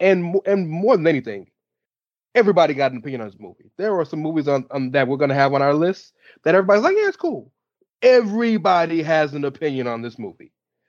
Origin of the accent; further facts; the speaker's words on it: the South, United States; I'm from the South